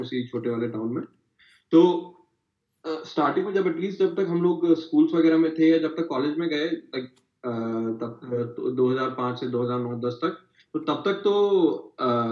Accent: Kota, Rajasthan, India; मैं कोटा से आता हूँ तो मेरे यहाँ पे आपको इंजीनियरिंग की सारी बुक्स मिल जाएंगी

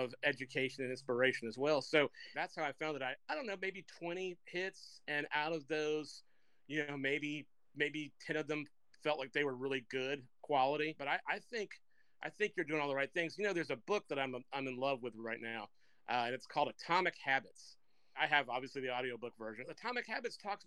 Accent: Macon, Georgia, United States; my hometown of Macon, Georgia

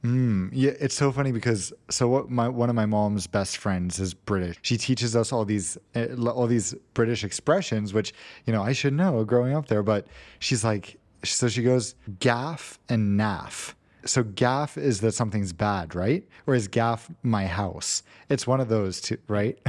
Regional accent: United States; moved away; as an American

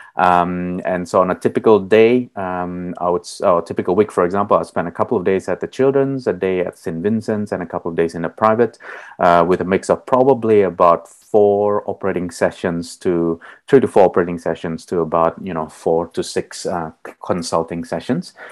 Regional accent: Melbourne, Victoria, Australia; I'm from Narum, Melbourne, uh, the land of the Wurundjeri people

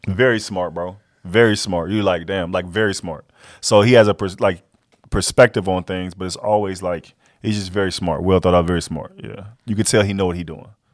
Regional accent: Fort Worth, Texas, United States; moved away; I'm from Fort Worth

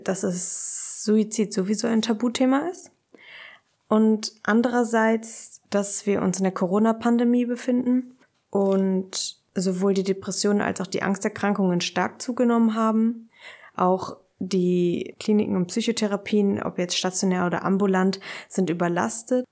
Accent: Berlin, Germany; ich komme aus Berlin

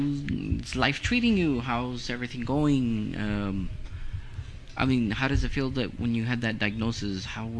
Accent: El Paso, Texas, United States; I was born and raised here in El Paso. I'm 44

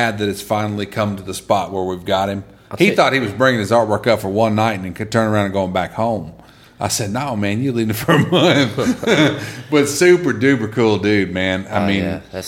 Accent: Columbus, Mississippi, United States; growing up in Columbus, Mississippi, and working, my first job in radio was free gig.

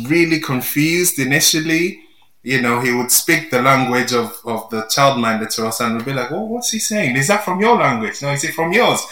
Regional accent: Nigeria; moved away as an adult; now in England; I grew up in Nigeria, I was there for 27 years um, before I moved to England.

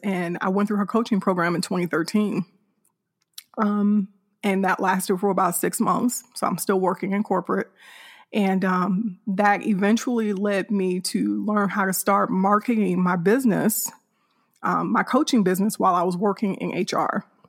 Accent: Hammond, Indiana, United States; now in north of Houston, Texas, United States; I'm originally from Hammond, Indiana, which is a suburb of Chicago, Illinois

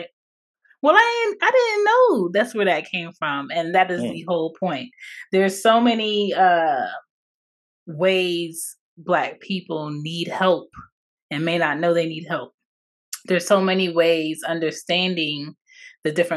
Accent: Philadelphia, Pennsylvania, United States; I was born in Philadelphia, PA, on the East Coast

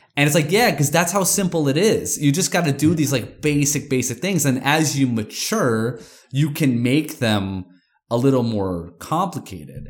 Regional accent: New York, United States; I'm from New York

